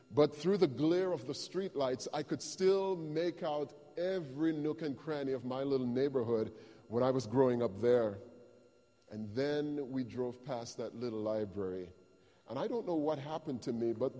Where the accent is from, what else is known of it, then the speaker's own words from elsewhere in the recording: Jamaica; moved away; as a child when I was growing up in Jamaica, our family didn't have a lot of material things